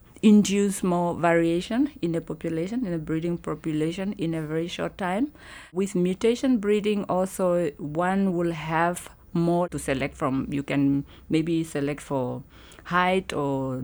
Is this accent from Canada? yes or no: no; Namibia; I am from Namibia.